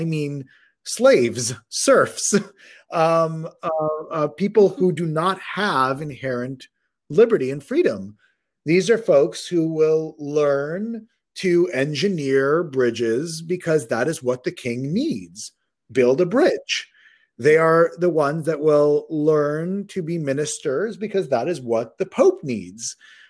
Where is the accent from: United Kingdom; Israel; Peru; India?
Israel; born there; I was born in Israel. My parents learned or did their education in the Israeli educational system.